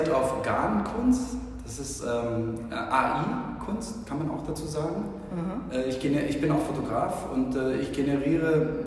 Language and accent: German; Philippines; also born or lived in Germany; now in Frankfurt, Germany; ich bin Deutsch und Filipino, bin hier geboren und äh, bin auf den Philippinen aber aufgewachsen bin seit 15 Jahren wieder in Deutschland.